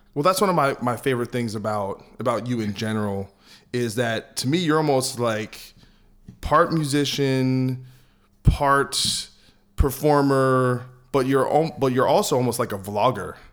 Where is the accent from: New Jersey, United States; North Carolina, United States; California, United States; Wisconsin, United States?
New Jersey, United States; I'm from New Jersey